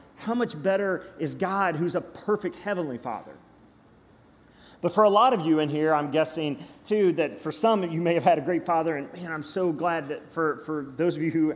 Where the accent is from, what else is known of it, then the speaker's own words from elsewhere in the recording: Cynthiana, Kentucky, United States; I grew up in Cynthiana, Kentucky, Harrison County